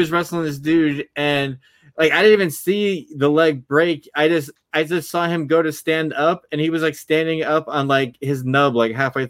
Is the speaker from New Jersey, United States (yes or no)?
yes; New Jersey, United States; also born or lived in Florida; I was born in New Jersey, and then when I was young, I moved to Florida, and then I moved back to New Jersey, and then I moved back to Florida, then I moved back to New Jersey.